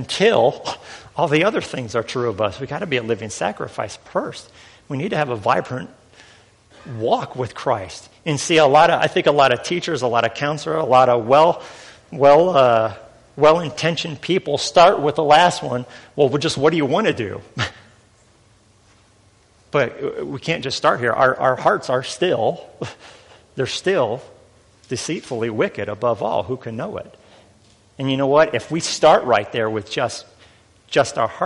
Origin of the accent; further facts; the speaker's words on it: Northern Indiana, United States; I'm from Northern Indiana.